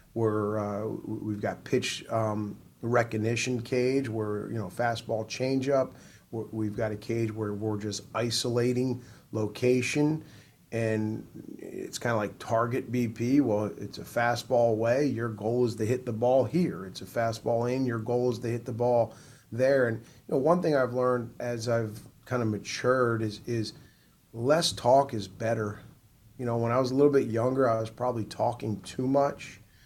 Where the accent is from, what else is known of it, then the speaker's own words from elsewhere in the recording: New Jersey, United States; now in South Carolina, United States; I'm originally from New Jersey.